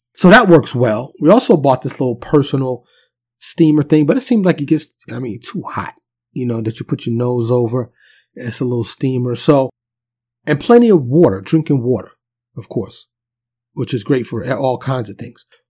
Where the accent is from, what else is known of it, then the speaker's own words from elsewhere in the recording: New York City, New York, United States; moved away as an adult; also born or lived in Dallas suburb, Texas; now in Dallas, United States; I'm born and raised in New York City, but I live in Texas now